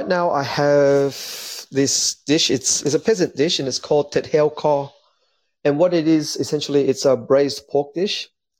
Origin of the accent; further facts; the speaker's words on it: Newtown, New South Wales, Australia; also born or lived in Marrickville; Growing up in the inner west was good. I love it. It was I grew up in Newtown at the beginning, and then we moved to Marrickville.